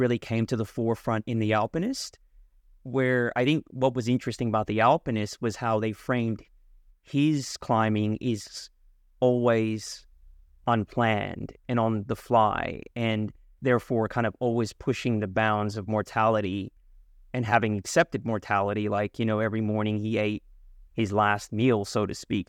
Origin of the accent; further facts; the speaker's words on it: San Francisco Bay Area, California, United States; I'm from the San Francisco Bay Area